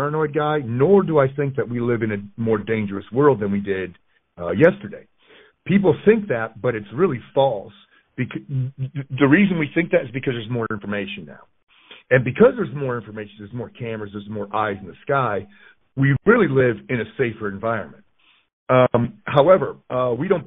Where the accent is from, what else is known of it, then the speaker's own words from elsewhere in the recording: Connecticut, United States; moved away as an adult; I grew up in Connecticut